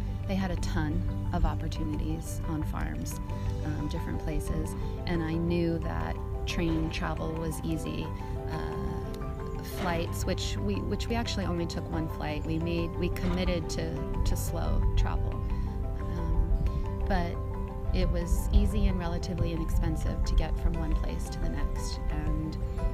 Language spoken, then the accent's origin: English; East Coast, United States; growing up on the East Coast